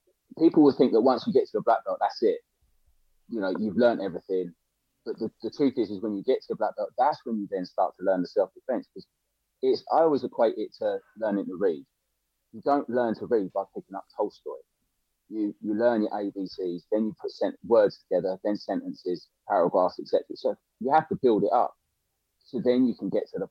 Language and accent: English; Littlehampton, South East England, United Kingdom; now in London, United Kingdom; I live in London now, but I grew up in a place called Littlehampton, right, in between Worthing and in between Brighton and Portsmouth